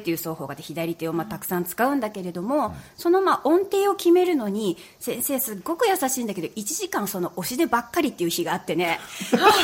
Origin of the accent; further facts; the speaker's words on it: Yamaguchi, Japan; 私山口の出身